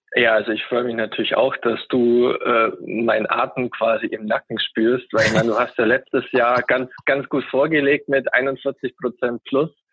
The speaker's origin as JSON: {"language": "German", "town": "Augsburg", "region": "Bavaria", "country": "Germany", "said": "ich komme aus Augsburg, einer Bundesliga-Stadt"}